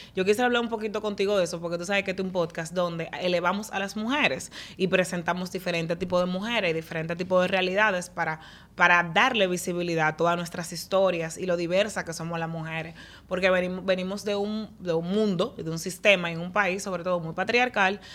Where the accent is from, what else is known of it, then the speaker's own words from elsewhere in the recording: Dominican Republic; como dominicanos nosotros